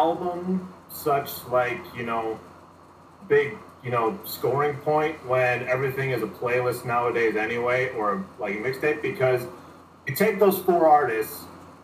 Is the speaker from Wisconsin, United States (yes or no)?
yes; Wisconsin, United States; moved away as an adult; also born or lived in Chicago, United States; now in Los Angeles, United States; born and raised in Wisconsin